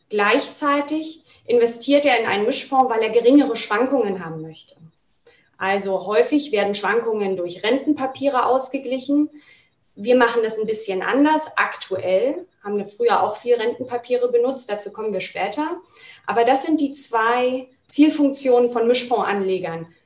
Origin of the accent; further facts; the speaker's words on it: Berlin, Germany; Und als ich wieder in meine Heimatstadt nach Berlin zurückgekehrt bin